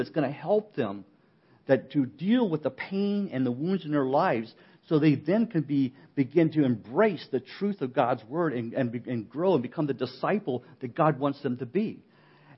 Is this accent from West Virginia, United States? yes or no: yes; West Virginia, United States; I'm from West Virginia